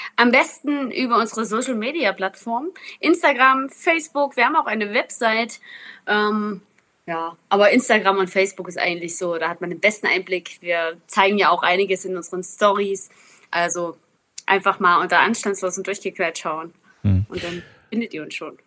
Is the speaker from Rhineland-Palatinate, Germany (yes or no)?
no; Zittau Mountains, Saxony, Germany; Ich bin ja aus dem Zittauer Gebirge